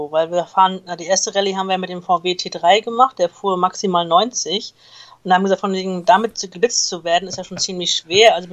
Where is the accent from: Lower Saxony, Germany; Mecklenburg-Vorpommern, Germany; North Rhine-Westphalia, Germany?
Mecklenburg-Vorpommern, Germany; Rostock; born there; now in Hamburg, Germany; Fast. Nur die eine Hälfte. Die andere Hälfte kommt gebürtig aus Rostock.